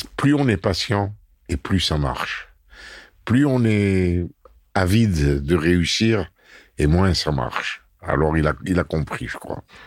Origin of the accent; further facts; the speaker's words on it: Constantine, Constantine Province, Algeria; C'est Constantine, ma ville natale.